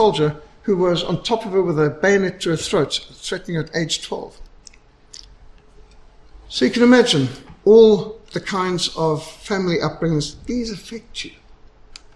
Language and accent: English; Zimbabwe; I was brought up in Rhodesia.